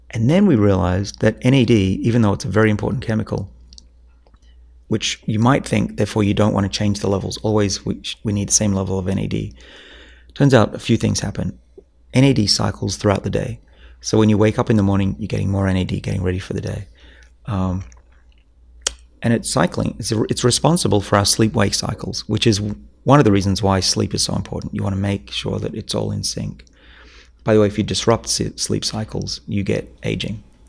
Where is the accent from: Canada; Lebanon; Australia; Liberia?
Australia; now in Boston, United States; I'm from Australia